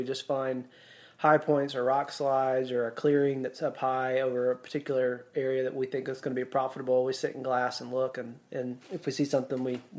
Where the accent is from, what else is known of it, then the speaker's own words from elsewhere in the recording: Mississippi, United States; I grew up in Mississippi, you know, our woods are so thick there.